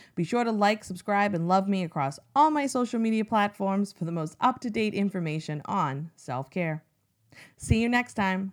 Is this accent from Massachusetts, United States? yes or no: yes; Massachusetts, United States; my home state